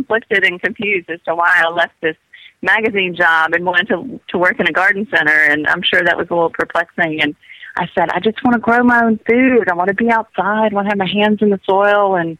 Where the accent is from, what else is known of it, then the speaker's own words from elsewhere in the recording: South Georgia, United States; moved away; I grew up on a farm in South Georgia